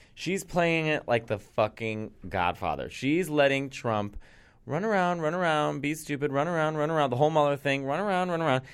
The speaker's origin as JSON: {"language": "English", "town": "Chicago", "region": "Illinois", "country": "United States", "said": "I'm from Chicago"}